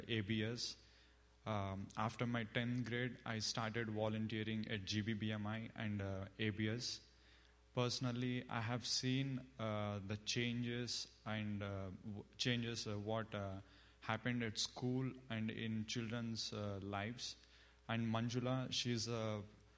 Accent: India; moved away as an adult; now in United States; I'm from India. And I came to States to pursue my master's

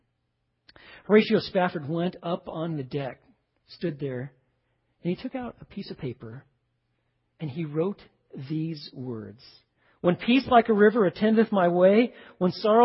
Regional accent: Waco, Texas, United States; I'm just from Waco, you know, I don't really leave Texas

